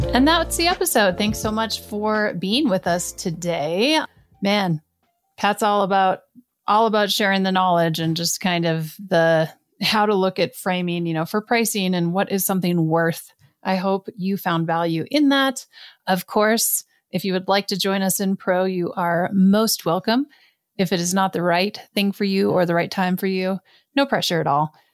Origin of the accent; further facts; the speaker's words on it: Canada; I come from Canada.